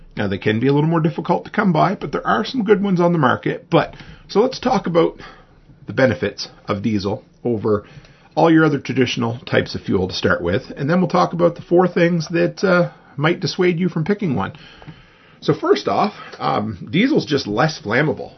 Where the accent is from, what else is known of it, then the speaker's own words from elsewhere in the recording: Nova Scotia, Canada; where I grew up in Nova Scotia on the East Coast